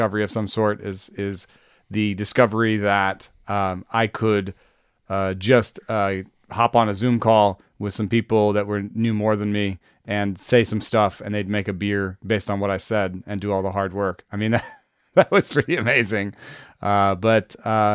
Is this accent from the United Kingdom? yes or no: no; Jamaica; moved away; I grew up in Jamaica.